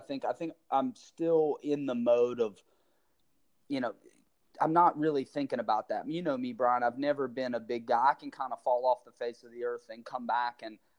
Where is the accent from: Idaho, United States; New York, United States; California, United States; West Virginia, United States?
West Virginia, United States; also born or lived in Florida; I'm a small town guy from West Virginia I was born in Florida, but I was raised in West Virginia since I was three.